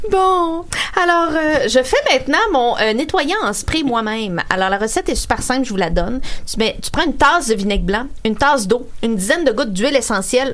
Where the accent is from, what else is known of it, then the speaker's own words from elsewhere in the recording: Sorel-Tracy, Quebec, Canada; je suis née, euh, à Sorel dans les années quatre-vingt